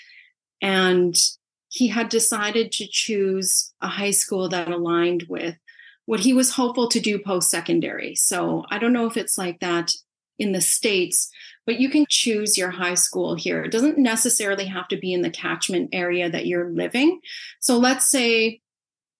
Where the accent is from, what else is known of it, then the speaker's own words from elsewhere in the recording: Canada; also born or lived in Saskatoon, Saskatchewan; we're from Canada